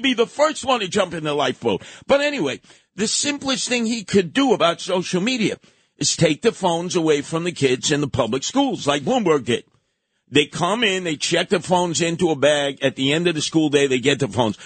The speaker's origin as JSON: {"language": "English", "town": "New York City", "region": "New York", "country": "United States", "tie": "born or raised there", "said": "We grew up together in Canarsie. East 95th Street"}